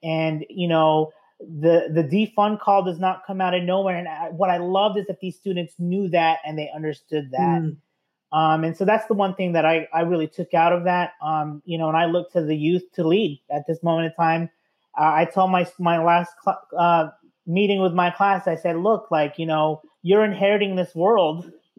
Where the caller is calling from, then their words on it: Philadelphia, Pennsylvania, United States; I am calling from South Philly, in Philadelphia here.